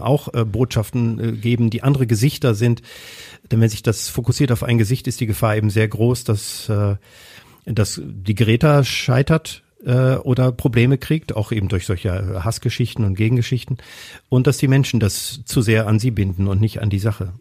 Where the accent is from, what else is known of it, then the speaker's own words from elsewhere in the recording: Kassel, Hesse, Germany; now in Essen, Germany; in meiner Heimatstadt, in Kassel ursprünglich bin ich da geboren